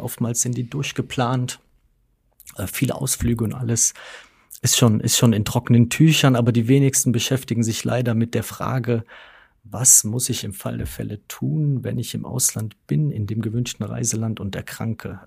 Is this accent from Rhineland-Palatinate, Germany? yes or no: yes; Westerwald, Rhineland-Palatinate, Germany; Ich komme von einem kleinen Dorf. Mhm im Westerwald, äh, bin, äh, lebe auch nach wie vor noch in meinem, äh, nach wie vor noch in meinem Heimatort